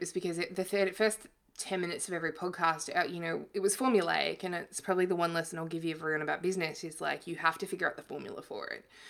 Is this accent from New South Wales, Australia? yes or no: no; Victoria, Australia; I grew up in East Gippsland in Victoria, and, my parents had like a cattle farm and worked kind of menial, blue collar jobs